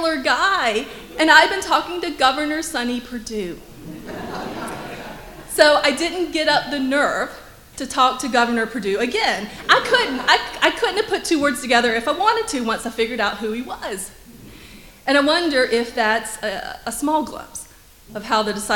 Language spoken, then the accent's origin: English; Macon, Georgia, United States; also born or lived in Atlanta; I grew up in Macon